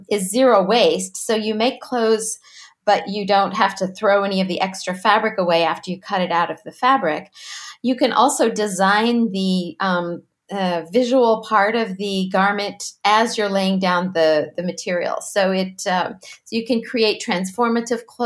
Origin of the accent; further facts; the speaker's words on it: Southern Illinois, United States; also born or lived in Carbondale, Illinois; I'm originally from Southern Illinois